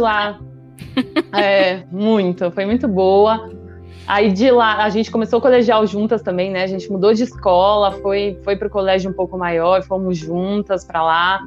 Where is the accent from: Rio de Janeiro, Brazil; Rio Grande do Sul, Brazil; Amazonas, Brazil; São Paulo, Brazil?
São Paulo, Brazil; also born or lived in Salvador, Bahia; tenho 31 anos, eu nasci em São Paulo, uma família super comum de São Paulo